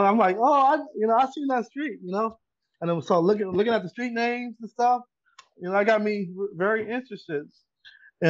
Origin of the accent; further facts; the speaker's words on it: Long Beach, California, United States; I was born and raised in Long Beach.